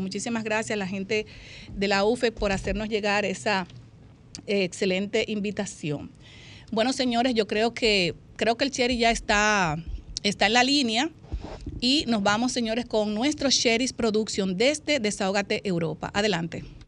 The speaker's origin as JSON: {"language": "Spanish", "country": "Dominican Republic", "said": "a mi pueblo dominicano"}